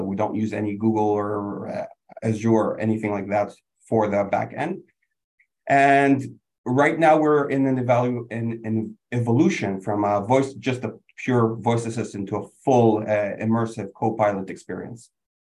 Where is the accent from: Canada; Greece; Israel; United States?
Canada; Quebec; I'm also from Canada, although I'm from the worst part. We're the best part. We're the one that produces electricity in Quebec. … I'm based in Montreal.